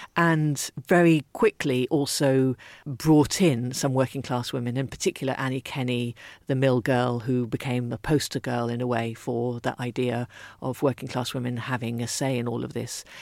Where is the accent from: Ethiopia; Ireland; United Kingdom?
Ethiopia; moved away; I was brought up in Ethiopia